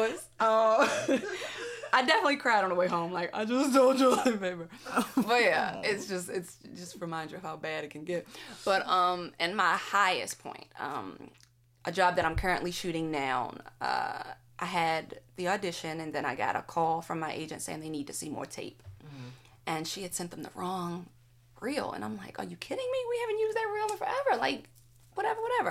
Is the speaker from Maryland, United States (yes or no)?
yes; Baltimore, Maryland, United States; I'm from Baltimore